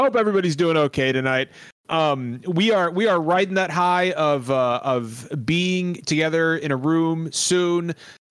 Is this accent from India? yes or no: no; Chicago, Illinois, United States; accent: Midwestern; I'm from Chicago.